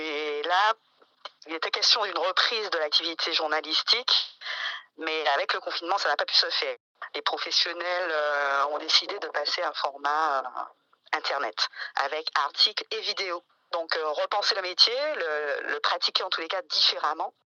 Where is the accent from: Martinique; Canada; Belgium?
Martinique; je suis Martinique, je suis martiniquaise